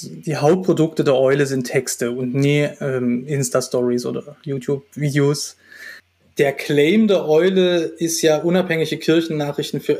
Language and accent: German; Dresden, Saxony, Germany; also born or lived in Halle; Geboren bin ich in Dresden. Ähm, da bin ich auch zur Schule gegangen, ähm, meine gesamte Jugendzeit in Dresden verbracht